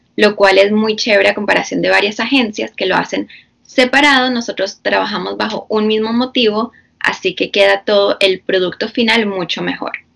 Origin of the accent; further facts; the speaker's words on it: Florida, United States; also born or lived in Bogotá, Colombia; yo soy de Colombia, de Bogotá, Colombia. Nací allá, pero me vine muy pequeña, a los cuatro años. Entonces, básicamente crecí aquí en Estados Unidos, la mayoría en la Florida.